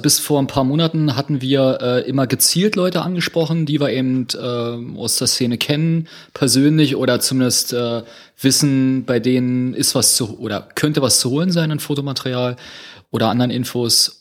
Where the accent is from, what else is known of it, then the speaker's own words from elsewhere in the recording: Berlin, Germany; wir ja alle drei Berliner sind